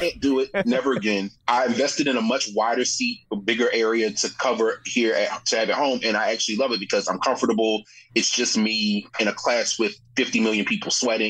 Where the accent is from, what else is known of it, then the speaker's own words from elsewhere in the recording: Baltimore, Maryland, United States; also born or lived in Chicago, Illinois; now in Washington, D.C., United States; I'm originally from Baltimore, which is a hit to my username, which I'll share later on. But I grew up in Chicago.